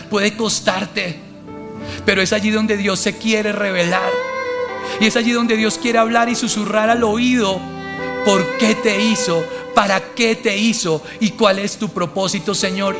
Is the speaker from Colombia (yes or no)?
yes; Colombia; moved away; soy colombiano